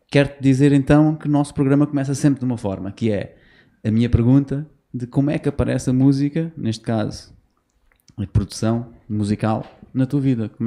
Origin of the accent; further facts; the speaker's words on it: Venda do Pinheiro, Lisbon, Portugal; also born or lived in Algarve; Sou original da Venda do Pinheiro.